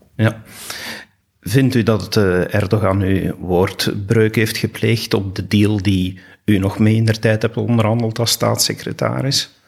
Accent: Belgium; wat wij als Belgen kunnen doen

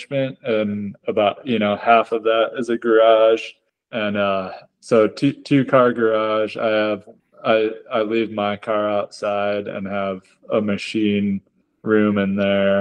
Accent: Michigan, United States; moved away as an adult; also born or lived in San Diego, California; I was born and raised in Michigan

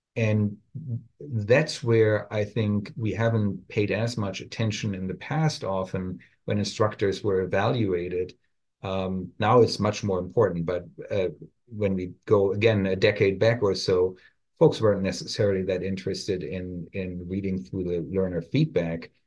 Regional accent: Germany; English is a second language; moved away as an adult; now in United States; my accent still shines through a little bit here and there. I'm originally from Germany, where I studied pharmacy before I came over to the United States

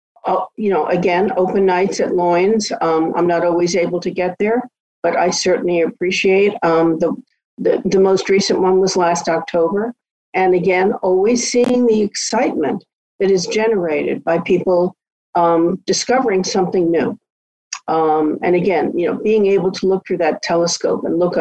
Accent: New York City, New York, United States; moved away as an adult; now in Nantucket, United States; I was born and raised and lived in New York City for my entire life

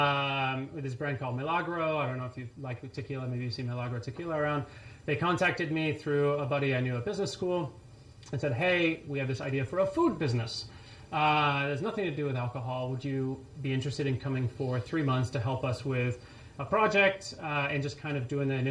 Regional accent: France; also born or lived in Connecticut, United States / New Orleans, United States; now in San Francisco, United States; So I was born in Connecticut, grew up in France.

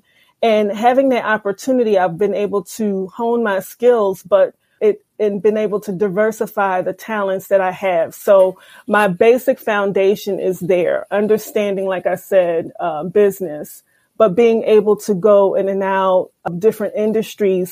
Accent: Philadelphia, Pennsylvania, United States; I was born and raised in Philadelphia and was educated by the Philadelphia public school system all the way through Temple University

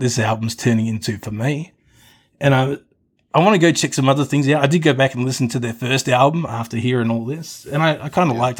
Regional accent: Australia; when I was growing up in Australia

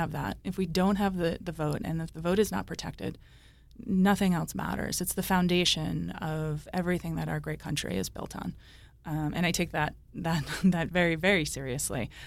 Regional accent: Cranston, Rhode Island, United States; also born or lived in Warwick, Rhode Island; I grew up in Cranston. I live in Warwick.

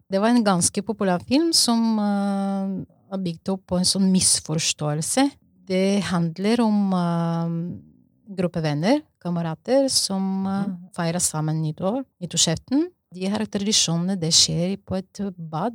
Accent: Bulgaria; Norwegian is a second language; now in Norway; Jeg er opprinnelig fra Bulgaria, og så jeg har vokst i en sosialistisk land

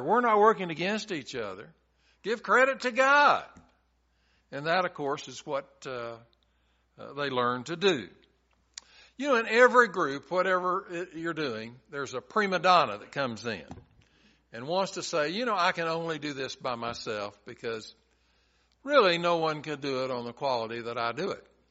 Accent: Chattanooga, Tennessee, United States; When I was growing up in Chattanooga, I went to a church in our neighborhood

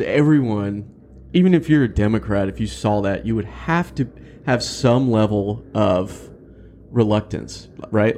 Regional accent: Texas, United States; as a Texan

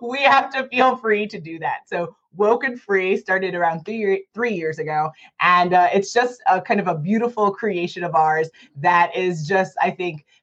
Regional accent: New York City, New York, United States; moved away as an adult; now in Arizona, United States; We're from New York originally. I'm born and raised in Manhattan.

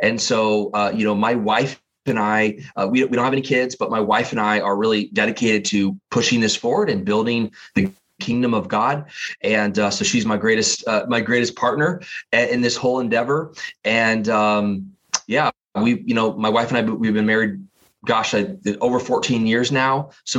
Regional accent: Massachusetts, United States; born there; now in Portland, United States; I was born actually on the East Coast in Massachusetts, and currently live out here on the West Coast, kind of in the Portland, Oregon area.

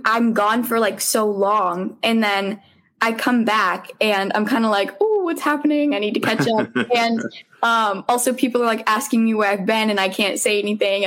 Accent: Braintree, Massachusetts, United States; moved away; I grew up in Braintree

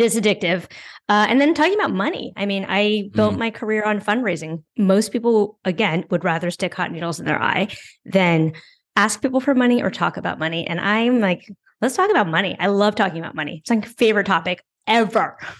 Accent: San Francisco, California, United States; moved away as an adult; now in New York, United States; So I grew up in San Francisco. I never had a car there

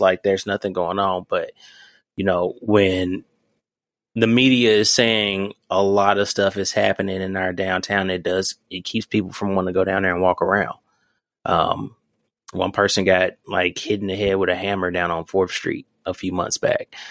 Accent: Memphis, Tennessee, United States; now in Louisville, United States; I'm coming from Memphis

